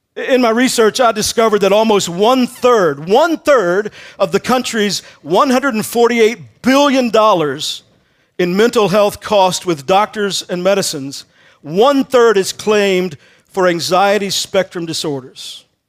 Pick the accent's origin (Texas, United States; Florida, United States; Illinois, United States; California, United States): Texas, United States; I grew up in Texas